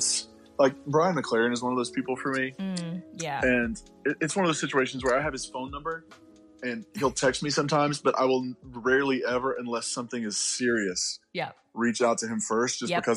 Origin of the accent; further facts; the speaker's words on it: Eastern Kentucky, United States; also born or lived in West Virginia; I'm from Kentucky. I'm from the coal fields of Kentucky and West Virginia. So Eastern Kentucky, West Virginia area.